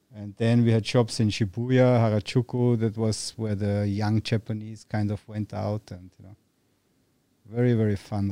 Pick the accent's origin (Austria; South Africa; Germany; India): Austria; moved away as an adult; now in Thailand; growing up in Austria